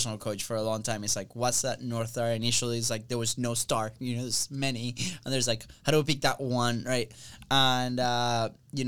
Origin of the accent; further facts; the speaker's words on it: Venezuela; moved away; we came from Venezuela.